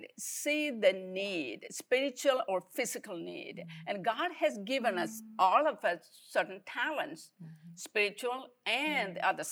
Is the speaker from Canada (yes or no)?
no; India; moved away as an adult; now in United States; I'm originally from India. I've been here for a long, long time. I came here to go to study.